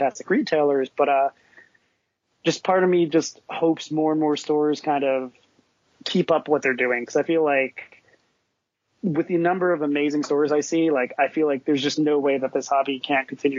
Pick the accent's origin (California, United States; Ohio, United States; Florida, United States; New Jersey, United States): New Jersey, United States; also born or lived in New York; I lived there for a long time, and I grew up in Jersey